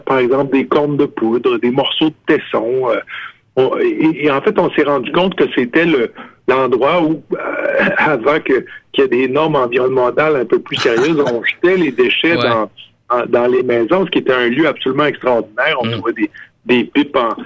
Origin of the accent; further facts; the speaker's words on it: Cookshire, Quebec, Canada; au village, chez moi, à Cookshire, dans les cantons de l'Est, le photographe du village, il était dans la maison qu'on habitait.